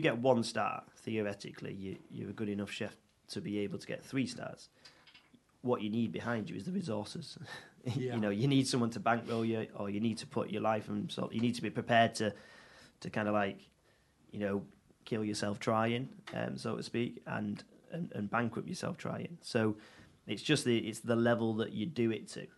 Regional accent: Audenshaw, North West England, United Kingdom; I'm from Manchester, from Audenshaw originally. Um, born born and bred.

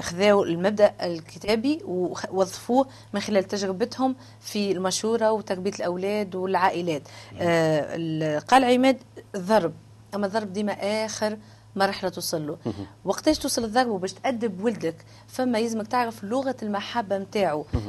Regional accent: Tunisia; اني تونسيه

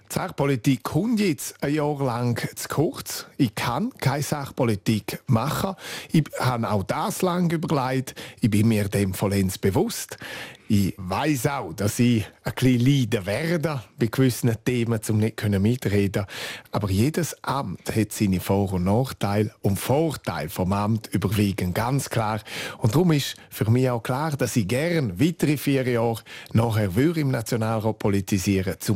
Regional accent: Graubünden, Switzerland; first language Romansh; German is a second language; Und auch ich habe Deutsch erst in der vierten Klasse angefangen zu lernen. Es ist effektiv meine Muttersprache, meine Herzenssprache.

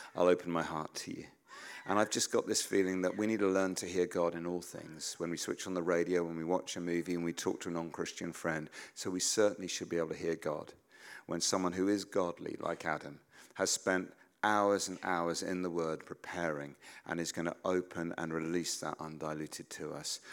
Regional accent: United Kingdom; as British people

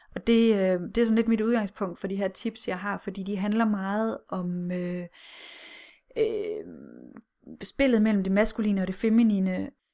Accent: Denmark

